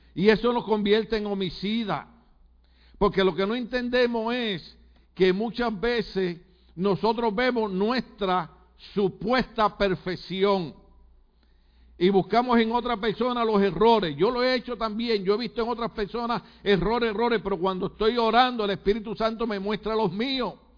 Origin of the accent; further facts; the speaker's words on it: Puerto Rico; moved away; en Puerto Rico usamos expresiones malas, hablamos mal, aunque ustedes hablan más malo que nosotros